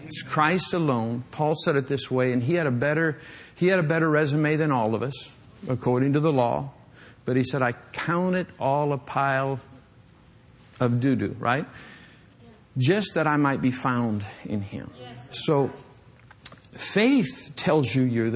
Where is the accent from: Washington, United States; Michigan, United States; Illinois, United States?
Michigan, United States; western; moved away; when I was a young boy growing up in Michigan